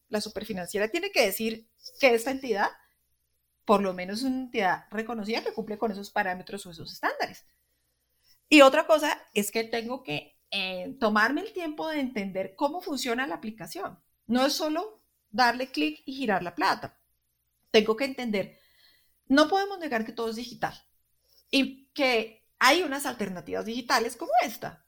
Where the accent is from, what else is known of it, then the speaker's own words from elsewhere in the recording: Colombia; nosotros somos colombianos y al estar en Colombia